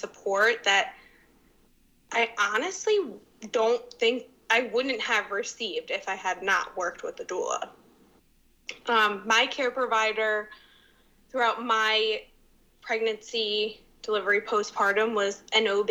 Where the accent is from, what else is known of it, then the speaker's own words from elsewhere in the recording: Narberth, Pennsylvania, United States; also born or lived in East Falls, Philadelphia; now in Philadelphia, United States; I am from Narberth, a small town in the Philly suburbs.